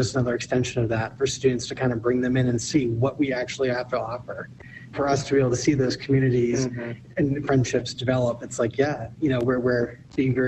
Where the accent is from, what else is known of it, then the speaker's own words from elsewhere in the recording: East Coast, United States; moved away; I'm from the East Coast